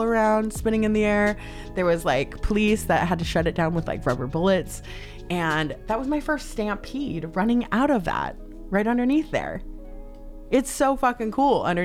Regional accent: Salt Lake City, Utah, United States; moved away as an adult; now in Los Angeles, United States; I'm originally from Salt Lake City, Utah. I've been out here in LA for about a little over 10 years. LA's home now.

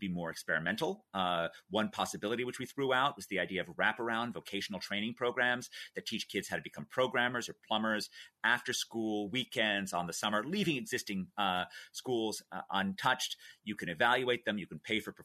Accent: New York City, New York, United States; I was a kid growing up in New York City

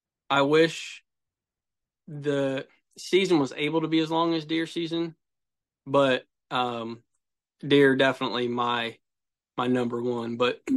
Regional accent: Ohio, United States; I'm from Central Ohio.

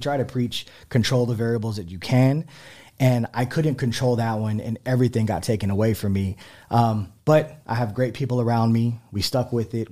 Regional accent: San Antonio, Texas, United States; also born or lived in Houston; my parents are from San Antonio as well. Um, yeah, I mean, I love San Antonio. I grew up

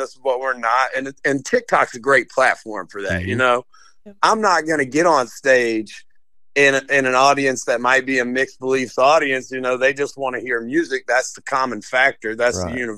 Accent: Roanoke, Virginia, United States; I'm actually from Roanoke, Virginia, or right outside Roanoke in the Blue Ridge Mountains

